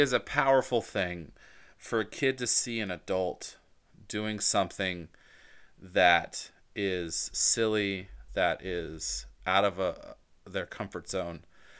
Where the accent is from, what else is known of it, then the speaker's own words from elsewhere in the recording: Atlanta, Georgia, United States; The last thing, so we live in Virginia, but I'm from Georgia, specifically Atlanta. So my heart's in Atlanta.